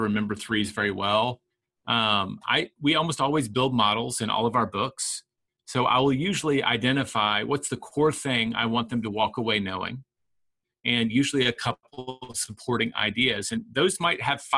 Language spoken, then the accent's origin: English; the South, United States; now in Austin, United States; For a Southerner, right, all of my family already thought I was from the North